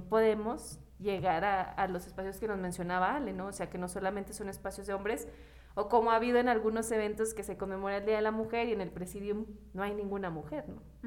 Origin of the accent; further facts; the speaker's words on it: Mexico; nuestro humor como mexicanos